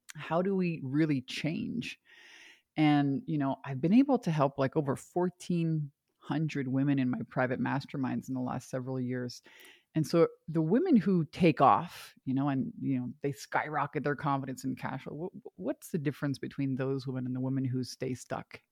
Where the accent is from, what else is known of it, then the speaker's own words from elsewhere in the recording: Canada; moved away as an adult; also born or lived in Hawaii; I'm from Canada originally